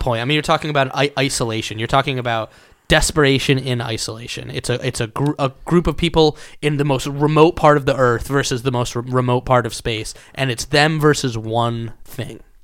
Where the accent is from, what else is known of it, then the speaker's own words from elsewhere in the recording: Connecticut, United States; I lived on a log cabin on top of a mountain, like, is where I grew up in Connecticut.